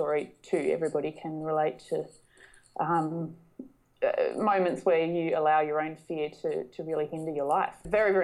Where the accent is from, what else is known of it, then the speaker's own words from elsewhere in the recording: North West Coast, Tasmania, Australia; I grew up in Tasmania, so it's very much part of my own personal backstory